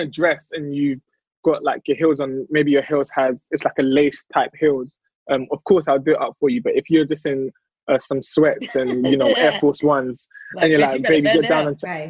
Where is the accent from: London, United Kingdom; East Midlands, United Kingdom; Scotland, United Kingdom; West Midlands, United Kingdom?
London, United Kingdom; I'm British